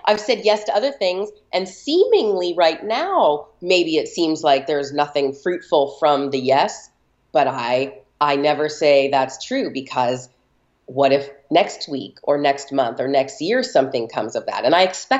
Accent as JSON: {"language": "English", "town": "Los Angeles", "region": "California", "country": "United States", "tie": "born or raised there", "said": "I'm born and raised in Los Angeles"}